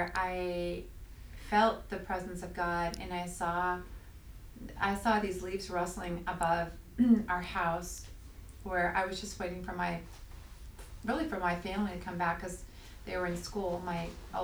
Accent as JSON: {"language": "English", "town": "Reno", "region": "Nevada", "country": "United States", "tie": "born or raised there", "moved": "yes", "lives_now": "Redding, United States", "said": "I was raised in the Reno"}